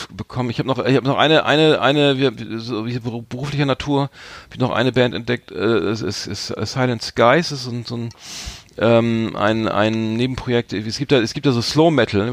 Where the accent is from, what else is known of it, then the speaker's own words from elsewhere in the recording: Bremerhaven, Bremen, Germany; wir sind ja beide äh, Bremer, Bremerhavener